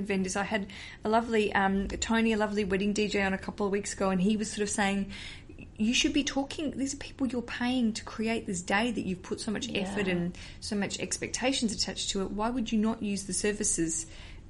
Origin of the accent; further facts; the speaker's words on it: Australia; accent: Australian; moved away; my Australian accent